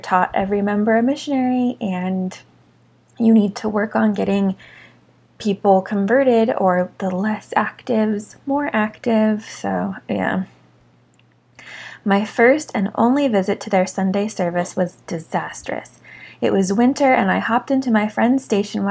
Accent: Orem, Utah, United States; growing up in Orem, Utah

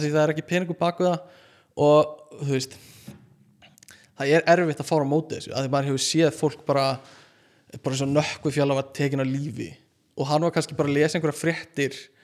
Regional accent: Iceland; segist vera frá Íslandi

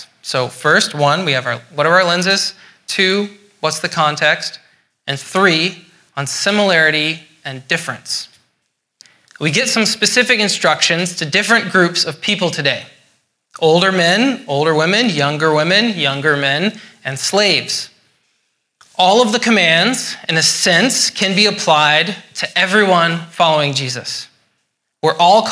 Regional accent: Scotland, United Kingdom; I'm Scottish.

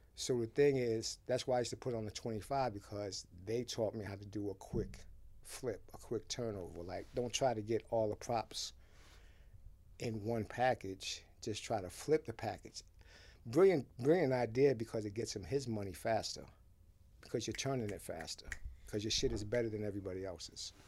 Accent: Haiti; also born or lived in Boston; now in New York, United States; I was born in Haiti

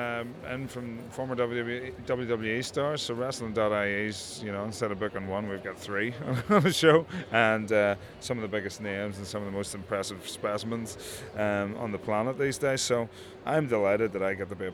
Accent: Northern Ireland, United Kingdom; they're in Northern Ireland, my hometown

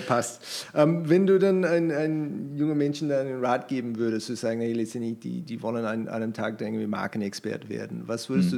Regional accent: New Zealand; German is a second language; now in Germany; ich komme aus, aus Neuseeland

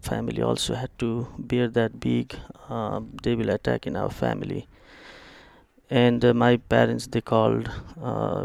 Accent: eastern Nepal, Nepal; English is a second language; moved away; also born or lived in Kathmandu, Nepal; I born and grew up in the very remote village

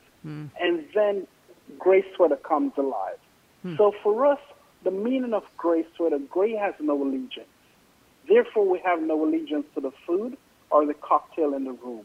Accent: Jamaica; moved away; I grew up in Jamaica in an East Indian family

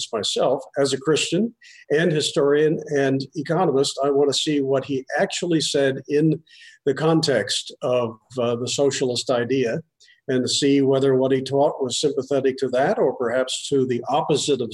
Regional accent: Pennsylvania, United States; moved away; also born or lived in Michigan; I was born in Pennsylvania

